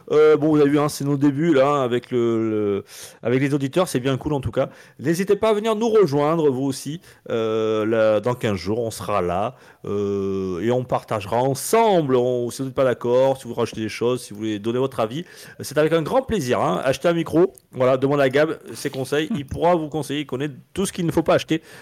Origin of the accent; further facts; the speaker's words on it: Marseille, Provence-Alpes-Côte d'Azur, France; now in Grenoble, France; j'habite Grenoble, mais je suis originaire de Marseille.